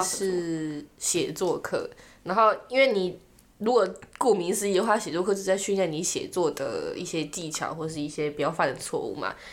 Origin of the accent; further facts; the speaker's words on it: Taiwan; moved away; 他可能是因为我们的口音才听得出我们是台湾人